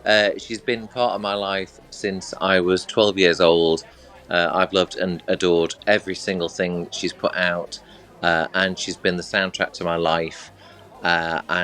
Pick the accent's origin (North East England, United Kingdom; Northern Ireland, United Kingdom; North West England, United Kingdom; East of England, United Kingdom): North West England, United Kingdom; Manchester; I'm from Manchester, where we've got a massive gay community in Manchester